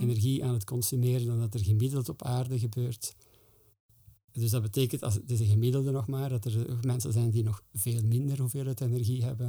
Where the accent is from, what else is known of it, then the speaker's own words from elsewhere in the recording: Flanders, Belgium; wij als Vlamingen